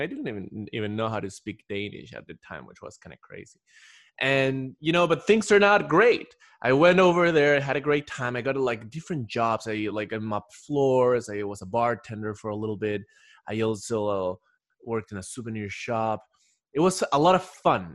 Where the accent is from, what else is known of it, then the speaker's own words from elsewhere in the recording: Ecuador; moved away as an adult; I'm originally from Ecuador